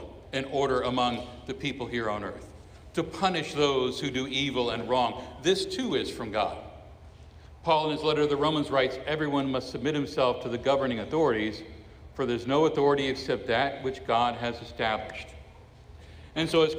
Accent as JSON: {"language": "English", "town": "Miami", "region": "Florida", "country": "United States", "tie": "born or raised there", "said": "I was born in Miami, Florida. I am a citizen of the United States of America"}